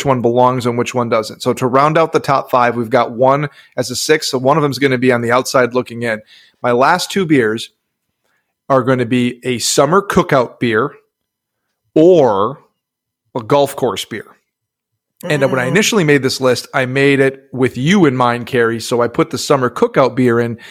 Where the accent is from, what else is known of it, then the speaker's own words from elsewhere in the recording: Upper Midwest, United States; now in Texas, United States; I grew up in the Midwest, upper Midwest